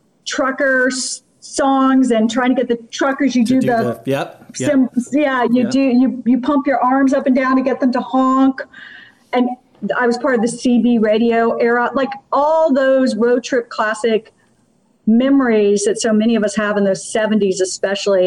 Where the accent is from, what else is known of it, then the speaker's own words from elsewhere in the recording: Washington, District of Columbia, United States; also born or lived in Georgia; I grew up in Washington, D.C. because my father got elected to Congress